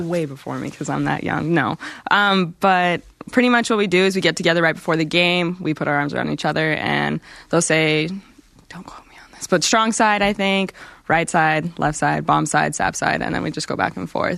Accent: Colorado, United States; moved away as an adult; now in Utah, United States; I'm from Colorado

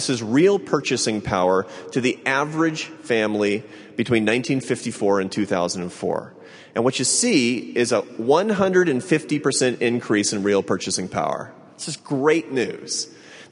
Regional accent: Seattle, Washington, United States; now in Washington, D.C., United States; Seattle, Washington, my hometown

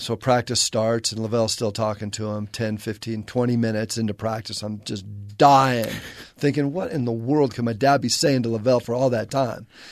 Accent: La Crescenta, California, United States; moved away; also born or lived in Bay Area; I grew up in La Crescenta, which is kind of inland a little bit

